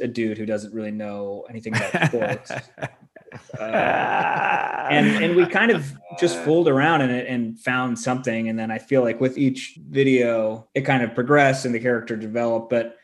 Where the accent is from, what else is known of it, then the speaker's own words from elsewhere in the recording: San Diego, California, United States; I'm from San Diego